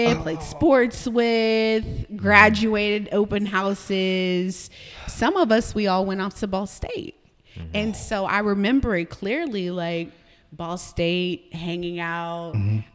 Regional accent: Noblesville, Indiana, United States; I grew up in Noblesville

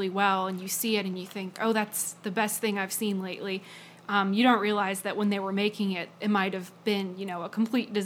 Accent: Virginia, United States; I am from Marietown, Virginia, which is a very tiny town, not really on any map

